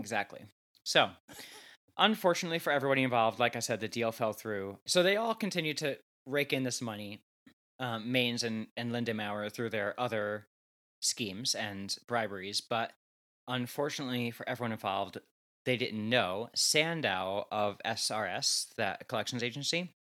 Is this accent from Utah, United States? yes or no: no; New Jersey, United States; I'm from New Jersey, like 20 minutes outside of New York City, loud and proud